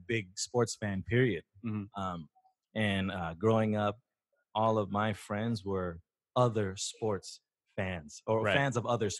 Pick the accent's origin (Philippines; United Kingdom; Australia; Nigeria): Philippines; We're Filipino. We know people.